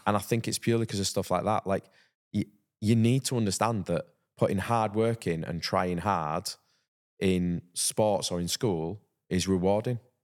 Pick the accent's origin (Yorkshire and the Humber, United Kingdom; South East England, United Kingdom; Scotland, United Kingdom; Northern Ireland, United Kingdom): Yorkshire and the Humber, United Kingdom; Halifax; growing up in Halifax and playing rugby league